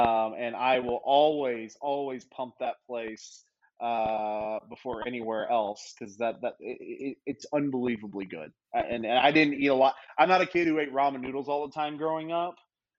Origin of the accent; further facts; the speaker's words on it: Louisiana, United States; I lived in Memphis. I'm from Louisiana.